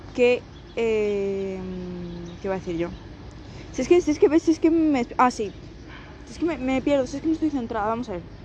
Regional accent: Spain; Las dos somos de España, pero vivimos en diferentes provincias

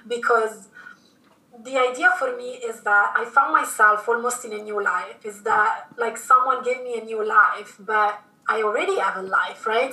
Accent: Milan, Lombardy, Italy; moved away as an adult; also born or lived in London; I was born in Italy, in Milan, and I stayed there until after university.

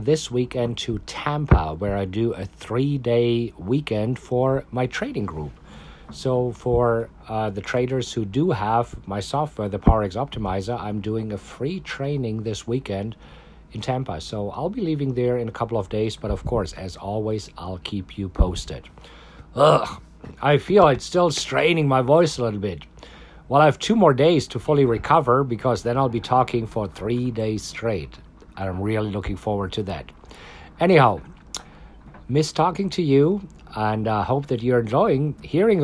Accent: Germany; now in Austin, United States; I am from Germany, and my parents still live in Germany

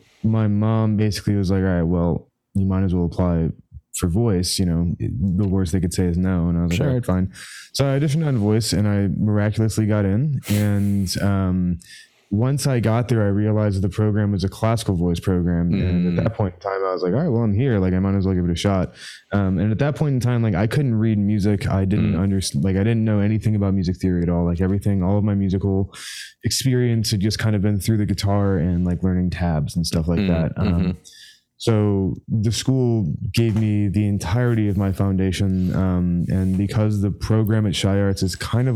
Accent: Chicago, Illinois, United States; I grew up in Chicago

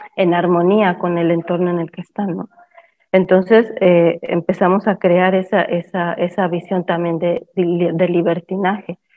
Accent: Mexico; moved away; also born or lived in Cancún, Mexico / San Cristóbal de las Casas, Mexico / Guatemala; soy de origen mexicana

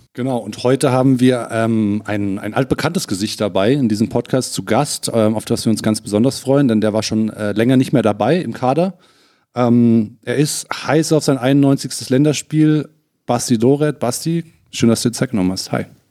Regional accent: Hesse, Germany; gebürtiger Hesse

